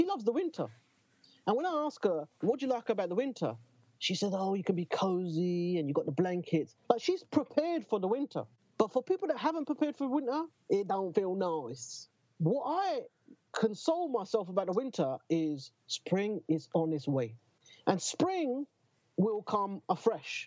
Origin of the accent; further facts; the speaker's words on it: London, United Kingdom; I'm fucking born and bred in Newham